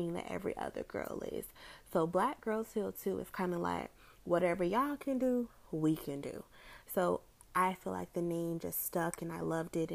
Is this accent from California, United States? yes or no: no; Orlando, Florida, United States; I am from the Orlando, Florida area